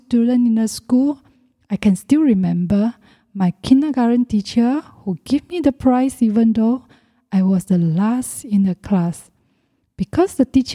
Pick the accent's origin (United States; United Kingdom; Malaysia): Malaysia; I was born in Malaysia in the late 1970s.